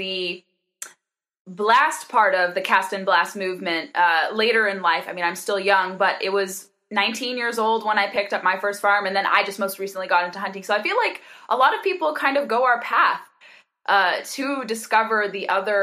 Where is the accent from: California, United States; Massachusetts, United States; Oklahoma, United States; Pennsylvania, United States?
California, United States; I grew up in California.